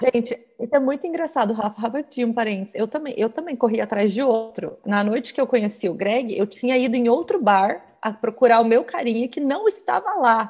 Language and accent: Portuguese; Curitiba, Paraná, Brazil; moved away as an adult; now in United States; Eu sou de Curitiba